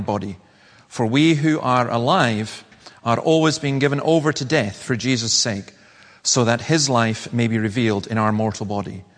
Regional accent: the Highlands, Scotland, United Kingdom; I come from the Highlands.

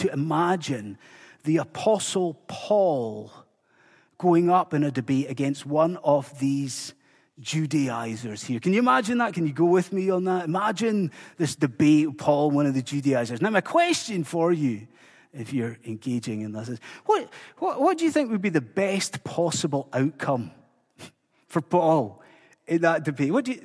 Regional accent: Inverness, Scotland, United Kingdom; now in Dundee, United Kingdom; us growing up in Inverness

